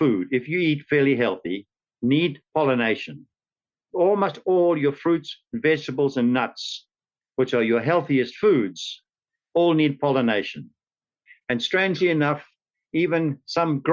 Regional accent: South Africa; moved away as an adult; now in St. Petersburg, United States; This was in South Africa. Some of you may recognize from my accent.

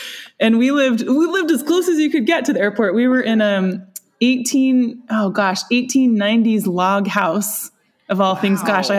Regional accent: Seattle, Washington, United States; now in Whidbey Island, United States; Well, I grew up in Seattle. I'm a fourth generation Northwest girl.

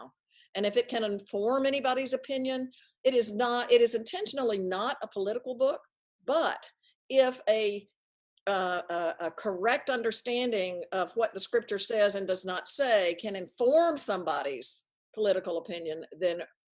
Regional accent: Tennessee, United States; moved away; also born or lived in Princeton, New Jersey; I moved from Tennessee to Princeton, New Jersey. Big mm-hmm. difference. I mean, I grew up in the Bible Belt, Southern Baptist grandparents

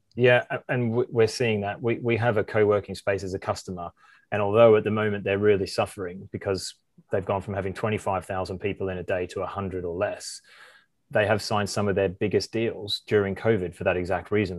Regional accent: Australia; moved away as an adult; also born or lived in Amsterdam; I did an electrical apprenticeship in Australia and in my hometown

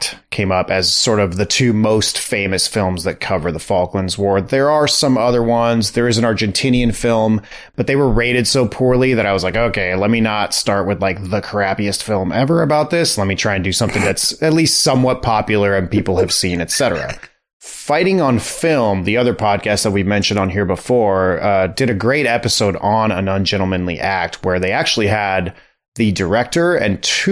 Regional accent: United States; we're American

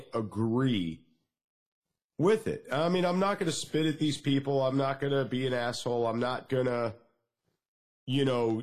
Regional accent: Northeast, United States; where I grew up at in the Northeast

